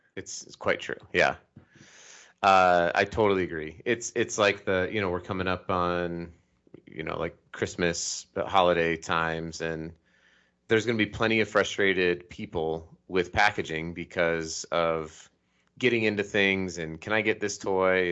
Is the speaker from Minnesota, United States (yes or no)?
no; Colorado, United States; now in Salt Lake City, United States; I was raised in Colorado and I live in Salt Lake City